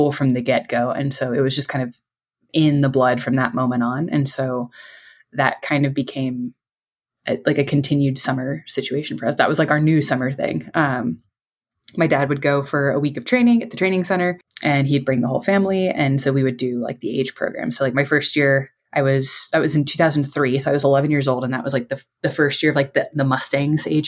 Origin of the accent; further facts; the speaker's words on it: Houston, Texas, United States; I grew up in Houston, Texas